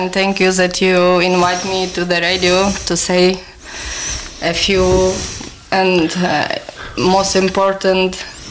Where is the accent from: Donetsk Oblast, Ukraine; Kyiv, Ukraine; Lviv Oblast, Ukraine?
Lviv Oblast, Ukraine; Lviv; English is a second language; moved away as an adult; now in Ireland; I came from Lviv. Lviv located in the west of Ukraine. And Lviv is more bigger than Dublin city.